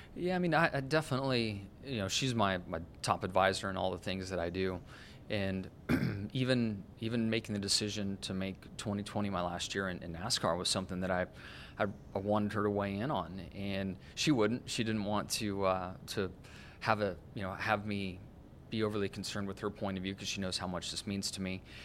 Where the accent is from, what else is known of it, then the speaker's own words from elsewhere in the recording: Southern California, United States; growing up in Southern California as I did